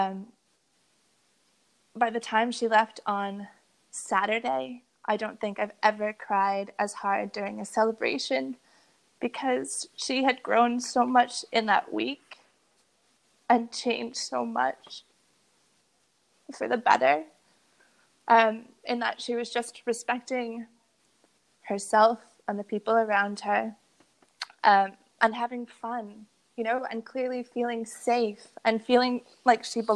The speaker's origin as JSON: {"language": "English", "town": "Boston", "region": "Massachusetts", "country": "United States", "tie": "born or raised there", "said": "I grew up in Boston."}